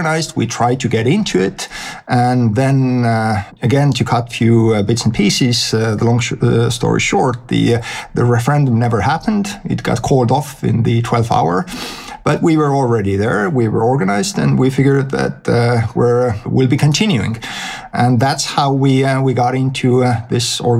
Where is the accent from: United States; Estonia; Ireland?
Estonia; I was born in Estonia in 1971. Back then it was Soviet Union. And from the school days, I was a math nerd.